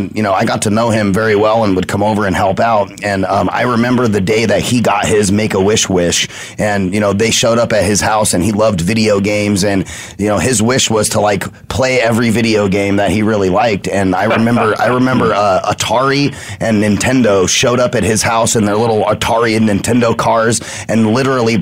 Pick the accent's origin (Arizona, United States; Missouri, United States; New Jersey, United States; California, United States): Arizona, United States; I'm, like, an Arizona native and love all things Arizona. I've been here my whole life